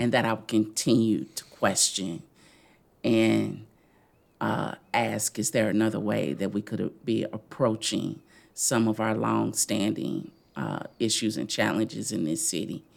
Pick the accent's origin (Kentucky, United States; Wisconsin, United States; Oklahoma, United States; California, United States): Kentucky, United States; Louisville; also born or lived in Florida; I grew up in the West End